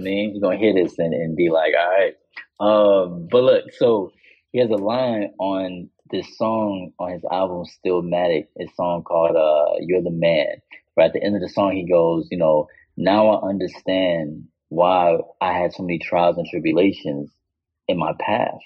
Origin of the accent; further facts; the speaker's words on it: Chicago, Illinois, United States; the American artist from Chicago